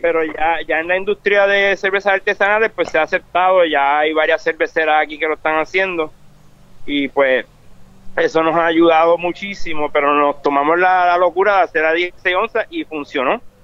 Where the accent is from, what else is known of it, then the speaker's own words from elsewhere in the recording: Ponce, Puerto Rico; moved away; also born or lived in United States; soy nací en Ponce